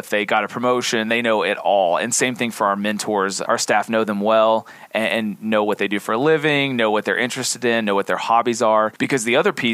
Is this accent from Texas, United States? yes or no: no; East Tennessee, United States; moved away as an adult; I am from East Tennessee originally. I moved around the country a little bit, and my wife and I came back to this area about 3 years ago